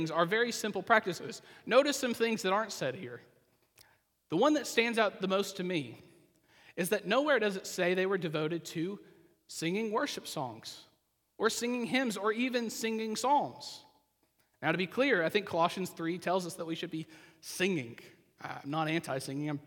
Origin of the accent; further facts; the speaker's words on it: Oklahoma, United States; I grew up in the Christian church in Oklahoma, which meant I was really Baptist